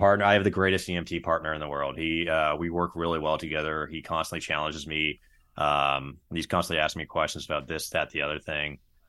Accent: Berkeley, California, United States; also born or lived in San Luis Obispo, California / Lake Tahoe; now in Chico, United States; I grew up in Berkeley, California. I've not been back since, but I went to school in San Luis Obispo, and then I moved up to Lake Tahoe for a couple of years.

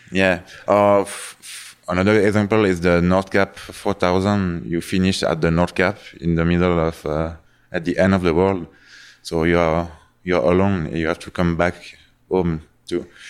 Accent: Geneva, Switzerland; English is a second language; I'm from Switzerland, from Geneva

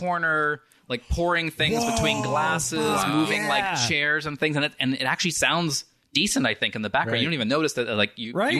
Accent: Flagstaff, Arizona, United States; grew up in Flagstaff, Arizona, and it's a tiny, little mountain town, but it's got a thriving arts scene.

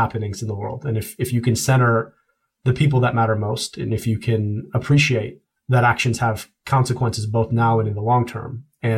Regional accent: United States; also born or lived in United Kingdom; my stepmother who raised me is a daughter of the American Revolution, and I am profoundly an American

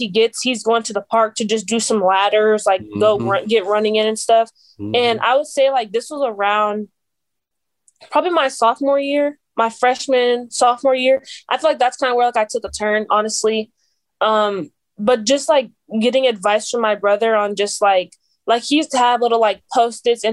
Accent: Las Vegas, Nevada, United States; I was born and raised here, that it's not something like when I'm out at tournaments or camps, they're like, oh, where are you from? I'm like, I'm from Vegas.

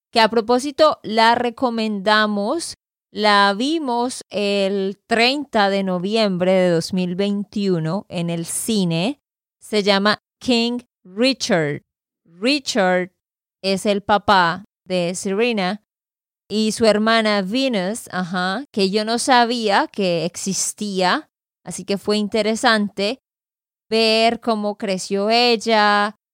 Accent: Santander, Colombia; de Santander, Colombia.

